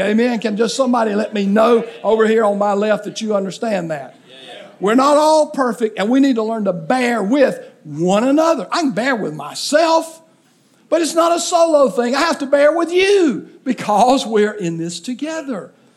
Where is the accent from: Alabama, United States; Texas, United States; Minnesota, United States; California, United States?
Alabama, United States; southeast; growing up in southeast Alabama on a farm